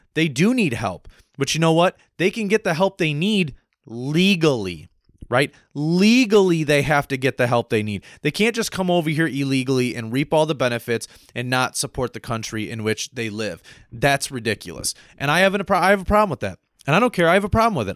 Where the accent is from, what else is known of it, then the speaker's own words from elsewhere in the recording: United States; me as an American citizen lived here my whole life, born here